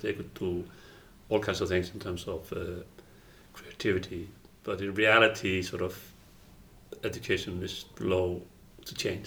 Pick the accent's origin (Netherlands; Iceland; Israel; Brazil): Iceland